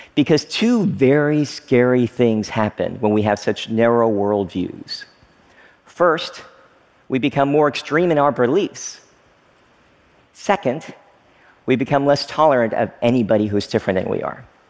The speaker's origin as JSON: {"language": "English", "town": "Frankfort", "region": "Kentucky", "country": "United States", "tie": "born or raised there", "also_born_or_lived": "Oneida, Tennessee / Stearns, Kentucky", "moved": "as an adult"}